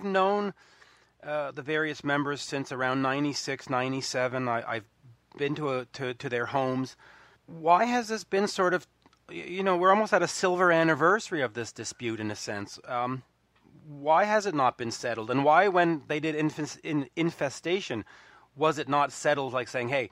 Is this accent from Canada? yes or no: yes; Canada; I'm Canadian.